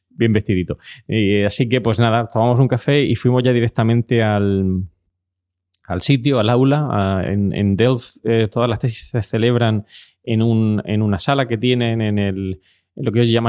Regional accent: Spain; me había tomado un café y como sabéis venimos de España.

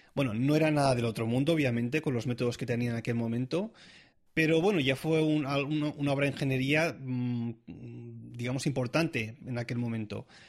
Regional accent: Catalonia, Spain; moved away as an adult; now in Zurich, Switzerland; como catalán que soy

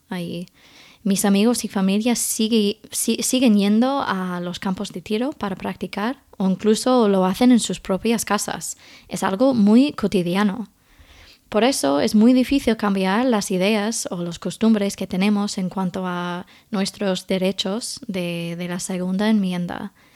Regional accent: Indiana, United States; Spanish is a second language; moved away as an adult; now in Spain; Yo crecí en Indiana, un estado bastante rural, con granjas

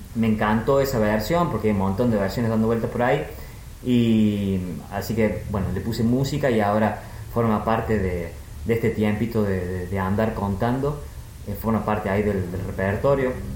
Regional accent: Argentina; como buen argentino

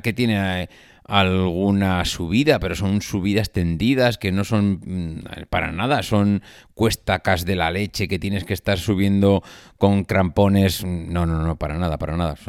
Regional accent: La Rioja, Spain; moved away; en mi tierra

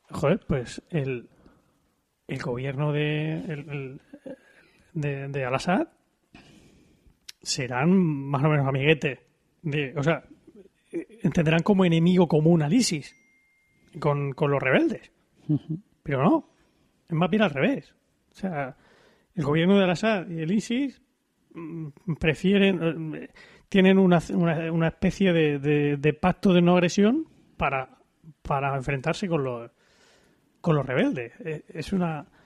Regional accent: Syria; a ver si estos cabrones mm, se, mueren ya y puedo volver a mi pueblo, que es lo que que es lo que mm. quieren la inmensa mayoría de, los sirios.

